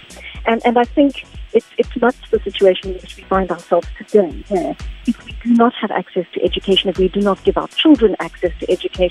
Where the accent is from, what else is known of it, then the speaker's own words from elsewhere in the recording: South Africa; us as a South African community